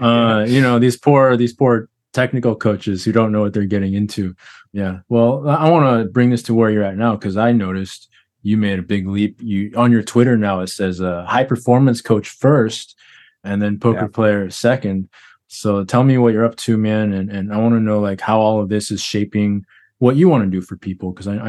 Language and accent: English; Texas, United States; I grew up in Texas.